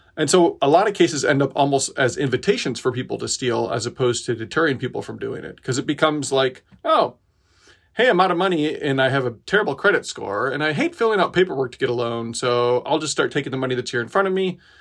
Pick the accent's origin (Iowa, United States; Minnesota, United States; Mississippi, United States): Iowa, United States; Decorah; spent two years getting a skate park built in my little hometown. Um, I'm from Decorah, Iowa